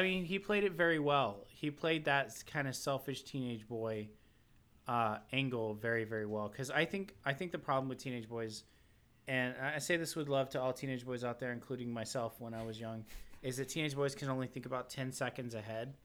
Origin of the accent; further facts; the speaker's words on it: the South, United States; I'm from the South.